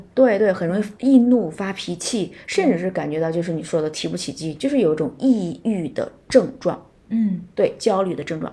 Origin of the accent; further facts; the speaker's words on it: China; 我们中国人